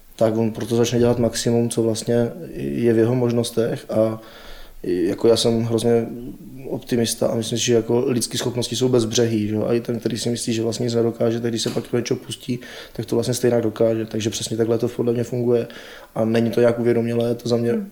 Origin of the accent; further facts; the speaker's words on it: Czechia; my Češi